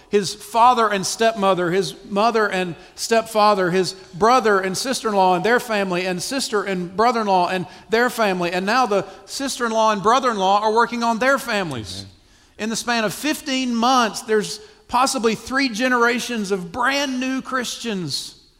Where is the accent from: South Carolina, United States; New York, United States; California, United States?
South Carolina, United States; I'm from South Carolina. I'm slow.